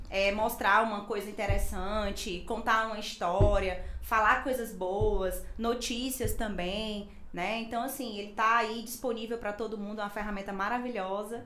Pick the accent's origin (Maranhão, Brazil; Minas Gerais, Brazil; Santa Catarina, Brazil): Maranhão, Brazil; Imperatriz; vim trabalhar aqui em Imperatriz